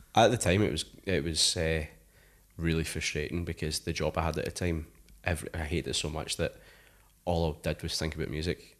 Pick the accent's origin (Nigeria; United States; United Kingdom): United Kingdom; Paisley, Scotland; I come from Paisley, like, really small town